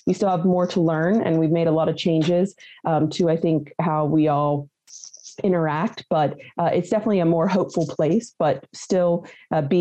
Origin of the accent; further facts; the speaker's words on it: Weirton, West Virginia, United States; I'm a native West Virginian. I originally hail from Weirton, West Virginia